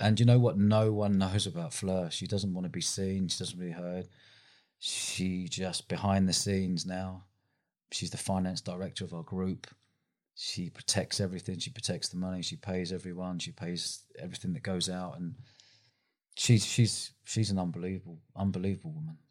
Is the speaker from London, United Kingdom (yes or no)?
yes; London, United Kingdom; moved away as an adult; now in Bournemouth, United Kingdom; I grew up in London